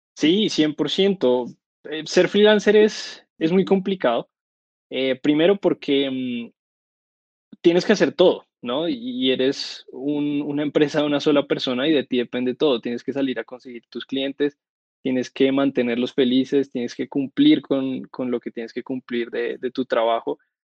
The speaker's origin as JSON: {"language": "Spanish", "country": "Colombia", "said": "Yo vivo en Bogotá, soy de Colombia"}